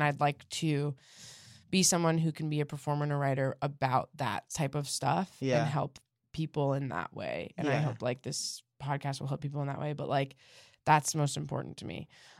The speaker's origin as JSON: {"language": "English", "town": "Denver", "region": "Colorado", "country": "United States"}